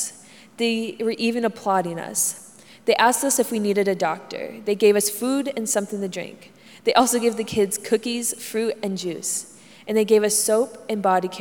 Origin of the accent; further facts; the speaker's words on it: Honduras; moved away as an adult; now in United States; I left my whole family back in Honduras, and I want to go back there one day.